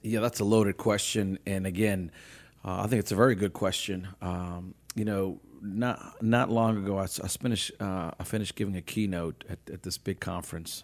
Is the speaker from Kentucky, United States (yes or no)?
no; New Orleans, Louisiana, United States; I was born and raised in New Orleans